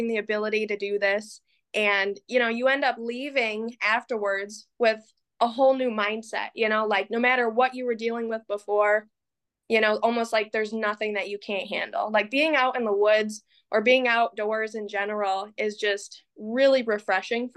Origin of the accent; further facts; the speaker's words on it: Marine City, Michigan, United States; I'm from Marine City, Michigan. You know, I grew up with family and friends that were very involved with the outdoors.